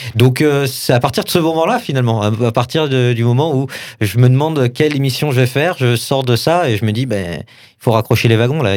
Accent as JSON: {"language": "French", "town": "Saint-Étienne", "region": "Auvergne-Rhône-Alpes", "country": "France", "said": "je, viens de Saint-Etienne"}